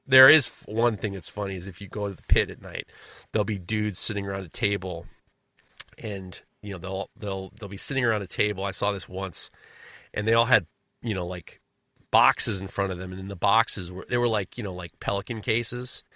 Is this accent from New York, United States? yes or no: yes; New York, United States; As a New Yorker